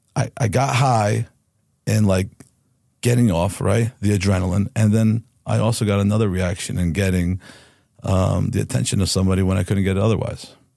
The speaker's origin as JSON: {"language": "English", "town": "Harrison", "region": "New Jersey", "country": "United States", "tie": "born or raised there", "also_born_or_lived": "Newark, New Jersey", "said": "I was born in Newark, New Jersey, and I grew in the town next door, which is Harrison"}